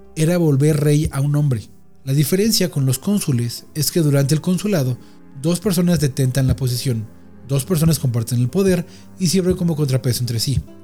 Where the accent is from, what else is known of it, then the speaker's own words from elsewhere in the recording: Mexico; soy mexicano